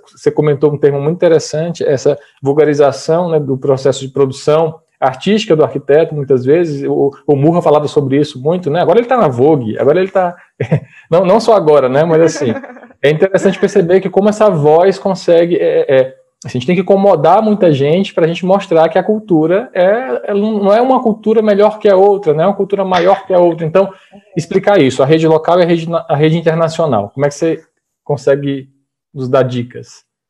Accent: Piauí, Brazil; como bom piauiense, sou dançarino de forró

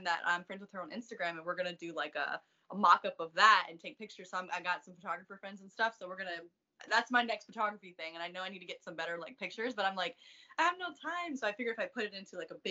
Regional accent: East Coast, United States; moved away as an adult; I'm from the East Coast

